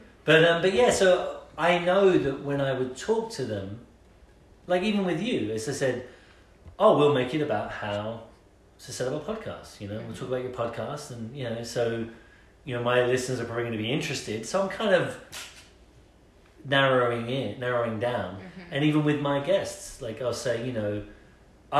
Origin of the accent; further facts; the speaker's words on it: England, United Kingdom; moved away as an adult; now in United States; coming from England